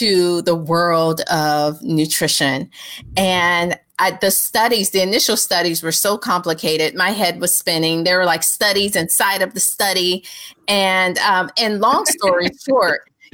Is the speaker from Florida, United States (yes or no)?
no; Georgia, United States; me being from Georgia.